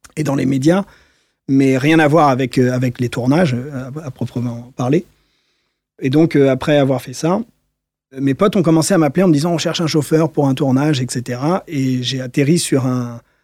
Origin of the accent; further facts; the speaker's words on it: Paris, Île-de-France, France; J'ai grandi à Paris, je suis né à Paris.